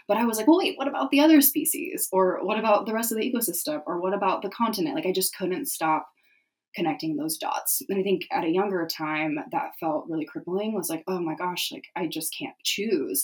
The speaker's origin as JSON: {"language": "English", "town": "San Diego", "region": "California", "country": "United States", "said": "I'm from San Diego, California"}